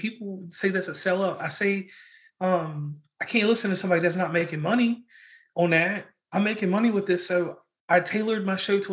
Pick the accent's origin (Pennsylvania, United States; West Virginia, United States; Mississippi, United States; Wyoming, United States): West Virginia, United States; Parkersburg; I'm from Parkersburg, West Virginia.